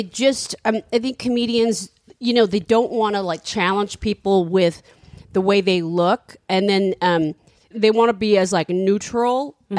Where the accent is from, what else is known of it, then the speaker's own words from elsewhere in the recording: Australia; Yeah, got a couple. We're Australian